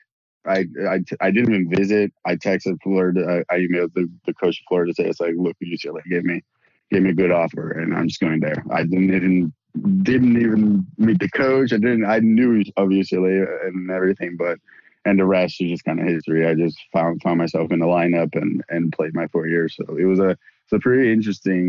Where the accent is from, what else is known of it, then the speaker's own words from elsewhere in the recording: Brazil; moved away as an adult; also born or lived in United States; I'm from Brazil, born and raised there, played all my junior tennis in Brazil